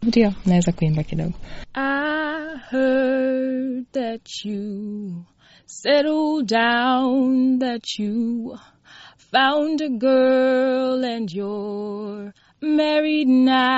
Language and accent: Swahili; Tanzania; now in United States; kama Mtanzania